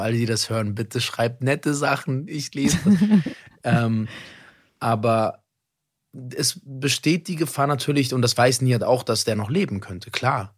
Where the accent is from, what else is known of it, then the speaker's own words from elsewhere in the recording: Berlin, Germany; ich komme aus Berlin